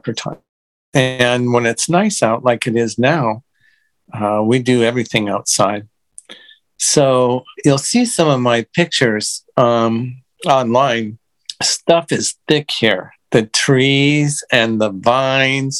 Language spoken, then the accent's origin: English; United States; I'm from the States